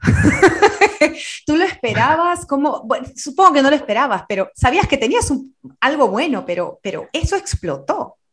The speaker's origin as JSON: {"language": "Spanish", "country": "Peru", "said": "como peruana, muchas veces y como sudamericana"}